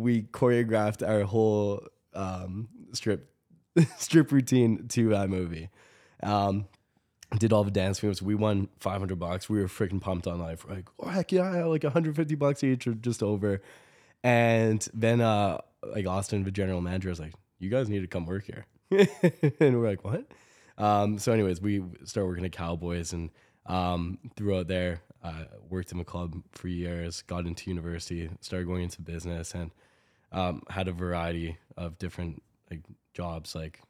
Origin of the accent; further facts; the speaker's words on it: Toronto, Ontario, Canada; born there; now in Calgary, Canada; I was born in Toronto, moved to Calgary about 15 years ago